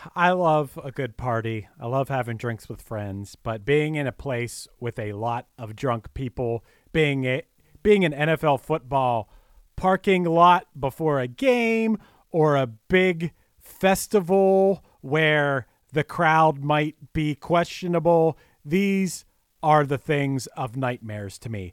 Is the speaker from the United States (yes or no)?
yes; United States; I'm American. I can refer to myself as American basketball player